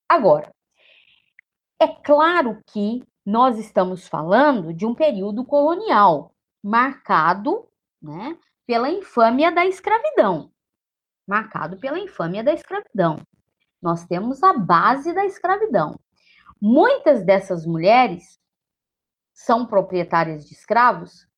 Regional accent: Brazil; enquanto brasileiras, brasileiros, brasileires que somos em todos os rincões.

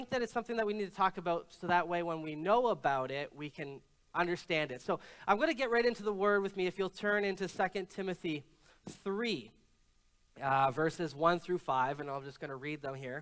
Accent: Canada; no, I'm not American, I'm Canadian

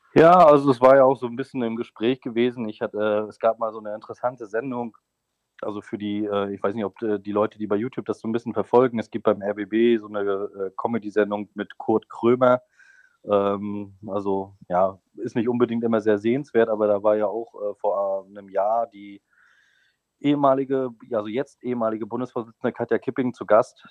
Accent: Mecklenburg-Vorpommern, Germany; now in Thuringia, Germany; in meinem Heimatbundesland Mecklenburg-Vorpommern

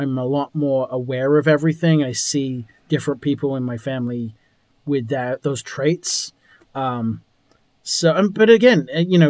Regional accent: England, United Kingdom; I'm from England.

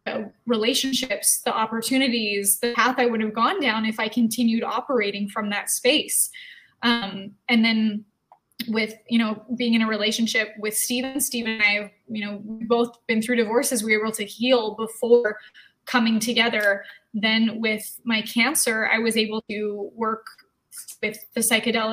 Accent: Canada; growing up in Canada

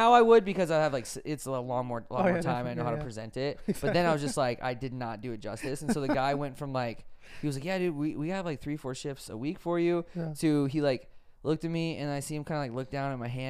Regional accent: New York, United States; Just like I'm from New York, I want to live in the big, I want to live in the biggest city possible.

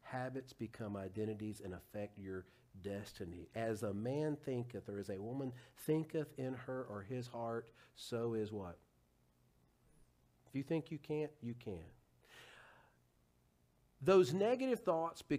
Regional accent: Huntsville, Alabama, United States; my hometown of Huntsville

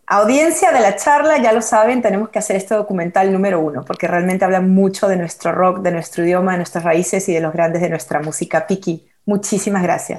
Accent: Peru; soy peruana

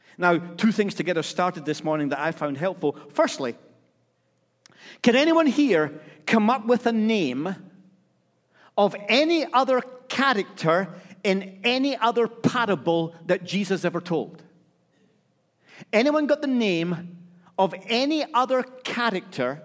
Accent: Scotland, United Kingdom; I'm Scottish

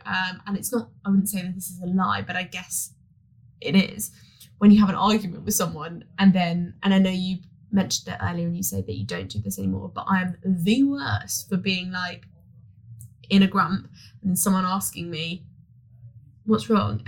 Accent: San Diego, California, United States; I'm 28 from San Diego.

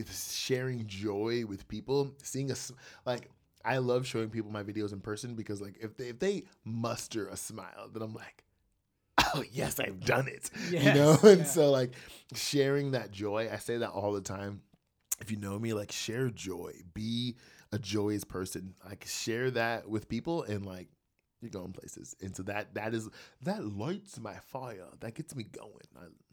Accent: New Jersey, United States; born there; now in Columbus, United States; I live in Columbus, Georgia. I was born in New Jersey.

